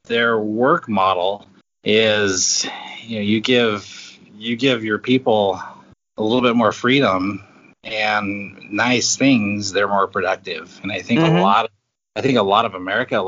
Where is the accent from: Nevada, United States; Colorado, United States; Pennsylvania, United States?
Nevada, United States; Northern; I grew up in Northern Nevada. We were about 80 miles from Reno, and I grew up on a alfalfa farm